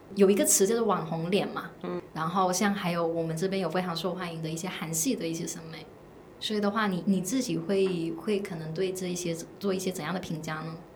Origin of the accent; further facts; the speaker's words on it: Guangdong, China; now in Shanghai, China; 我在上海，因为我是广东人